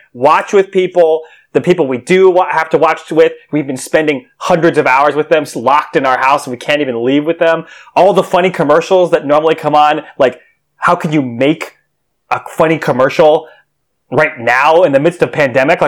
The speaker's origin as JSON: {"language": "English", "region": "New York", "country": "United States", "said": "I'm a New Yorker"}